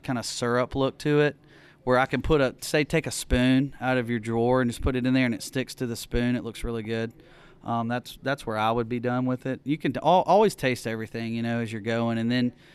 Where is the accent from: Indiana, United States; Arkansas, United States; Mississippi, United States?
Mississippi, United States; Oxford; also born or lived in New Orleans; I'm from Oxford, so I grew up again with Bud Light, Coors Light